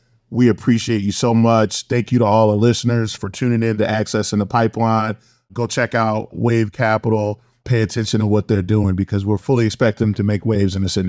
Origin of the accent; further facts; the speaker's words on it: Savannah, Georgia, United States; I'm from Savannah, Georgia